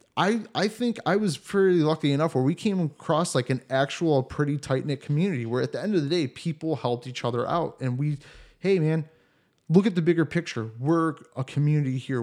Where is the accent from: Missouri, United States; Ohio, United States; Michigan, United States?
Ohio, United States; Cleveland; moved away as an adult; also born or lived in Columbus, Ohio; now in Germany; where I grew up in Cleveland